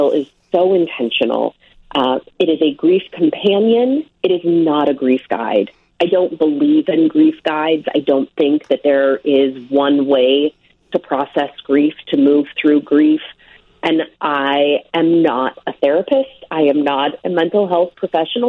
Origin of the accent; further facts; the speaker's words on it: Omaha, Nebraska, United States; now in New Jersey, United States; I was raised in Omaha